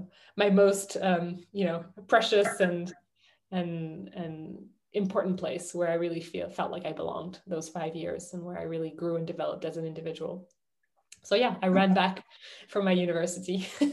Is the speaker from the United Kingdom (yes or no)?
yes; London, United Kingdom; I would say that I'm a Londoner, or I'm from London, or I would say I'm French, but I grew up in London.